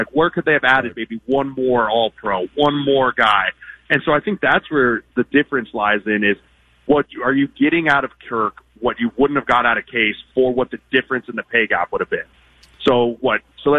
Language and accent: English; Denver, Colorado, United States; I grew up in Denver